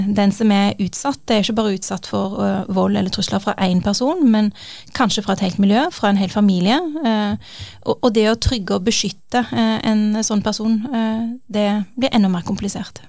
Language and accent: Norwegian; Norway; jeg har familiebakgrunn fra Pakistan, selv om jeg er født og oppvokst i Norge